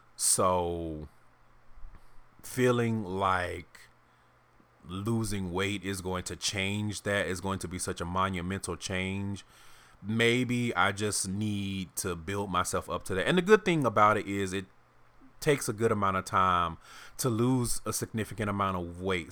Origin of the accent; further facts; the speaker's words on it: the South, United States; moved away as an adult; also born or lived in Houston; now in Seattle, United States; I'm from the South